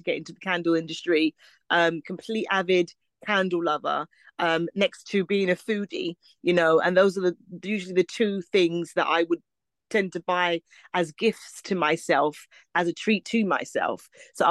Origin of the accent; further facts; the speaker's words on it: London, United Kingdom; me being born and raised in Brixton